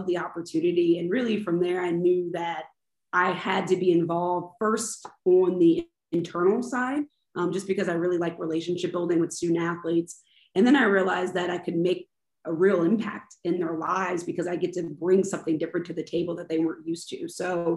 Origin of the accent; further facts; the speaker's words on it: Baltimore, Maryland, United States; moved away as an adult; now in Jacksonville, United States; my home in Baltimore